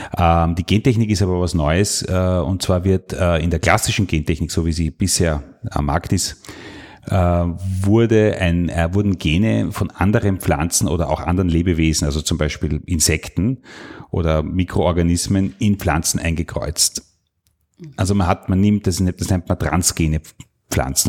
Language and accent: German; Salzburg, Austria; moved away; also born or lived in Burgenland; Und ich bin der Salzburger, also ich bin da aus, eigentlich aus der Welt gekommen, wo die Kühe auf der Weide stehen